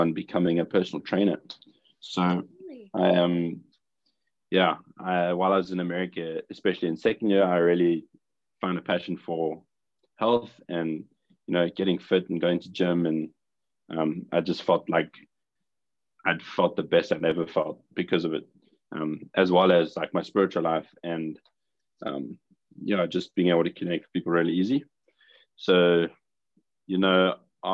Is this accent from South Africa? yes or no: yes; South Africa; also born or lived in Redding, California; I'm from South Africa